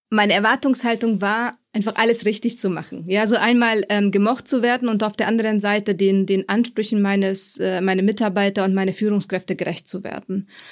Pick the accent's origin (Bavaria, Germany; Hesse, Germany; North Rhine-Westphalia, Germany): Bavaria, Germany; Munich; moved away as an adult; also born or lived in Frankfurt; Ich komme ursprünglich aus München oder ich habe mein Studium hier absolviert an der TUM